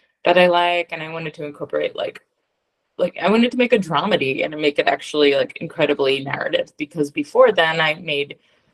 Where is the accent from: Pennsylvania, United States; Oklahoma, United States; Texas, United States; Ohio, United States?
Pennsylvania, United States; Philadelphia; I'm a Philadelphian Jew